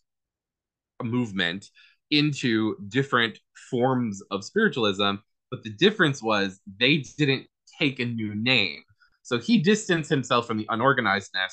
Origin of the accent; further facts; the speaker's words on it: Rochester, New York, United States; moved away; also born or lived in Southern California; I was born here in Rochester, moved to Southern California, and then I moved back here probably like 10 years ago